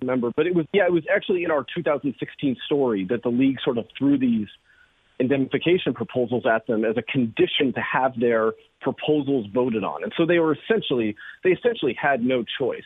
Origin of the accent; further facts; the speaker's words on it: Alaska, United States; moved away as an adult; also born or lived in Missouri; I grew up in Alaska